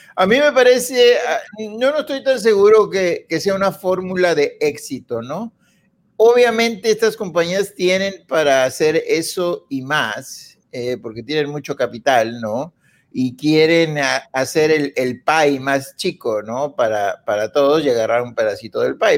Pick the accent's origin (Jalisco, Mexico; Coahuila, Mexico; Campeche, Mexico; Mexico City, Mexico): Coahuila, Mexico; yo soy de Coahuila